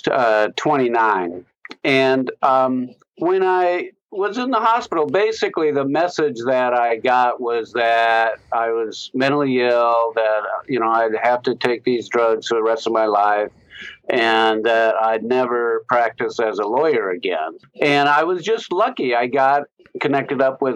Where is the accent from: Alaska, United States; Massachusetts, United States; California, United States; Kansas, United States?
Alaska, United States; Anchorage; I grew up in Anchorage, Alaska, pretty privileged background